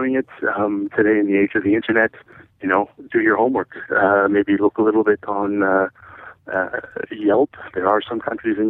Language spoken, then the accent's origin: English; United States; Being an American and traveling overseas, I always enjoyed the fact that I could blend in a little bit and go with the culture and go with the flow.